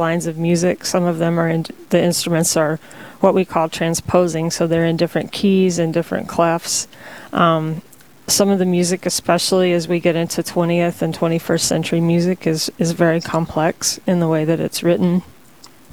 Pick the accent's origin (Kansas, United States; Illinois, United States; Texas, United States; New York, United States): Texas, United States; also born or lived in Bemidji, Minnesota / Bismarck, North Dakota; now in North Dakota, United States; Originally, I'm from Texas